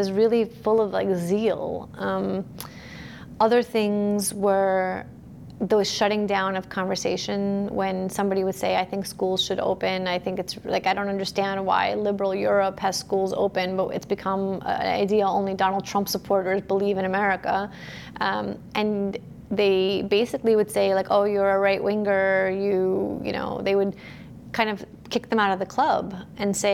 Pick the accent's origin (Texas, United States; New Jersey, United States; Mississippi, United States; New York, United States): New York, United States; New York City; moved away as an adult; also born or lived in Soviet Union; now in Florida, United States; I was born in the Soviet Union and I came to the U.S. as a small child. I wasn't quite two yet. I grew up in Brooklyn